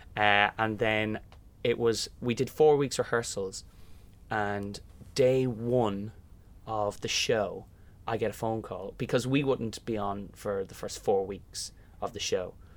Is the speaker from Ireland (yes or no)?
yes; Kilmessan, Leinster, Ireland; moved away as an adult; growing up in Kilmessan and doing Fagan in the local hall